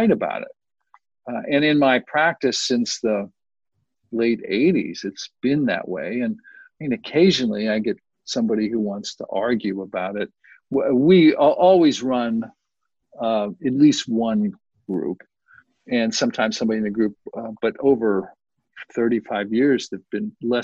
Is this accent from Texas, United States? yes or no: no; Youngstown, Ohio, United States; now in San Diego, United States; I grew up in Youngstown, Ohio